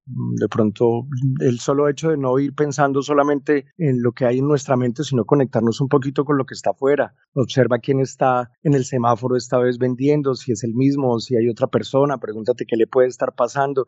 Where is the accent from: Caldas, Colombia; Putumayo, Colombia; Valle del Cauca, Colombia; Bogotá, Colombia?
Bogotá, Colombia; moved away as an adult; now in Taganga, Colombia; Nací en Bogotá, pero renací en el mar de Taganga.